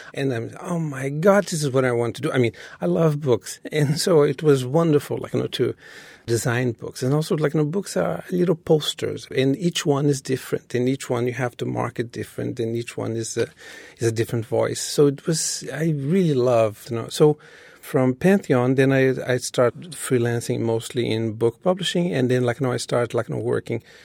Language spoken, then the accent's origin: English; Rio de Janeiro, Brazil; English is a second language; moved away as an adult; now in New York City, United States; when I was growing up in Brazil